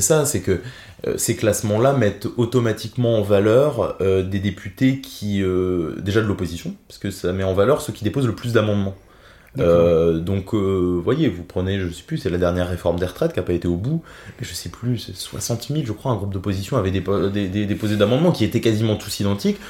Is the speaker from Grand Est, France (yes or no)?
yes; Thionville, Grand Est, France; also born or lived in Metz / Nancy / Paris; Je suis né à Metz, mais je me sens thionvillois. J'habite à Thionville depuis près de 20 ans maintenant